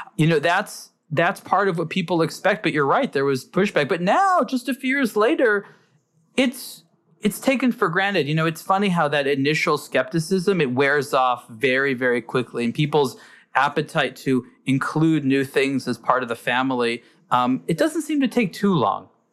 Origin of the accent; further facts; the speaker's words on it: United States; as an American